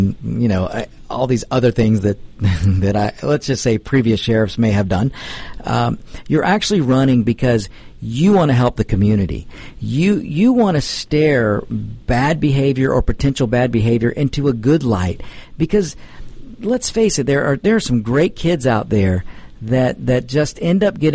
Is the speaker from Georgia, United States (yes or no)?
yes; DeKalb County, Georgia, United States; I was born and raised in DeKalb. I've spent most of my life in DeKalb